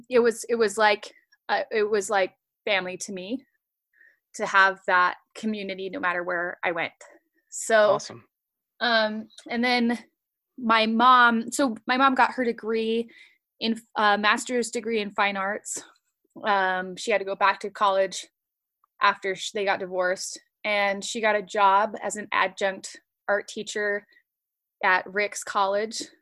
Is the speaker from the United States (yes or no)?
yes; Utah, United States; also born or lived in Washington; So I grew up in the church. I was born in Washington, and then we moved to Utah, all over Utah.